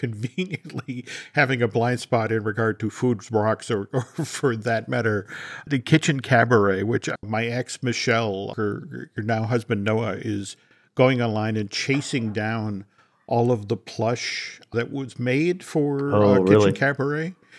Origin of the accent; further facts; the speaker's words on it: New England, United States; like I grew up in New England during the Big Dig, which was only supposed to take 2-3 years and took 17.